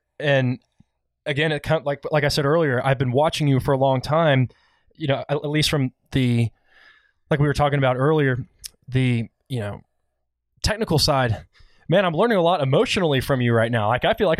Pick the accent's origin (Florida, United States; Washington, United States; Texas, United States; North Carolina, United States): Texas, United States; Dallas; I'm from Dallas. I'm actually from Highland Park. I mean, I can see Highland Park football field from my window.